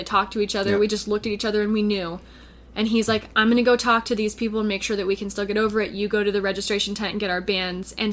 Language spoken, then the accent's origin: English; Sonoma, California, United States; I grew up in Sonoma, California